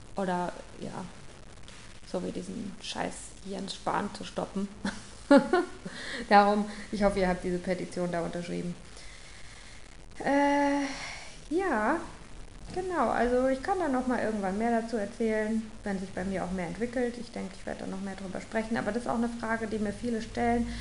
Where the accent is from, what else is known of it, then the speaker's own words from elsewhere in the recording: St. Leon-Rot, Baden-Württemberg, Germany; Ich komme aus St. Leon Roth. ich habe noch nie nicht in Deutschland gelebt